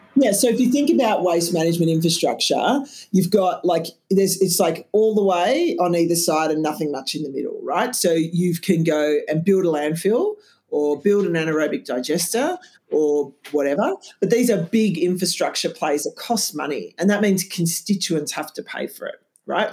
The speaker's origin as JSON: {"language": "English", "town": "Canberra", "region": "Australian Capital Territory", "country": "Australia", "tie": "born or raised there", "moved": "yes", "said": "I'm Canberra born and bred"}